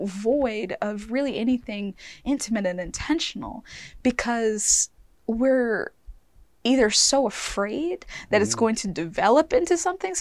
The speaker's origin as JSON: {"language": "English", "town": "Mobile", "region": "Alabama", "country": "United States", "tie": "born or raised there", "said": "I grew up in Mobile, Alabama"}